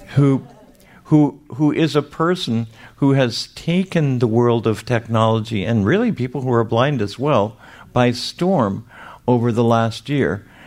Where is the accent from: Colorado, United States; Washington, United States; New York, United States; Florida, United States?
Florida, United States; Miami; I am from Miami, Florida